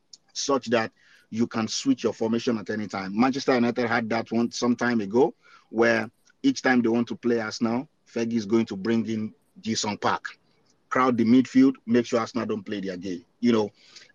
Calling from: Canada; Yeah, I'm in Canada.

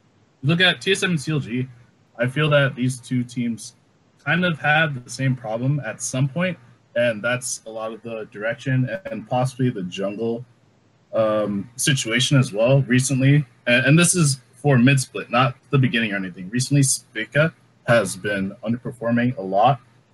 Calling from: Jersey City, New Jersey, United States; I'm calling from Jersey City, New Jersey, in the United States.

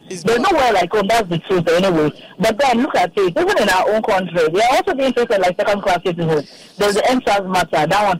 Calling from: Lagos, Nigeria

